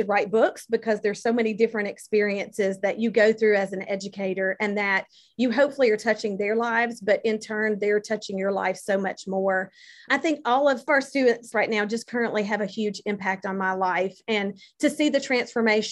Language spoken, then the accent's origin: English; Rankin County, Mississippi, United States; my hometown in Rankin County